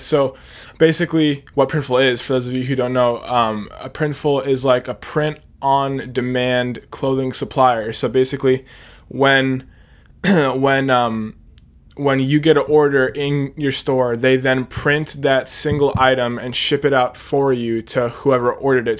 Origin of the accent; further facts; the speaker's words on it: Hershey, Pennsylvania, United States; I am seventeen. I'm from Hershey, Pennsylvania